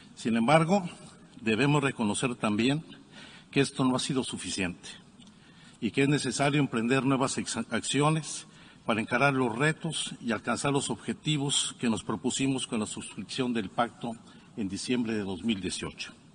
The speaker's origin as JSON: {"language": "Spanish", "country": "Mexico"}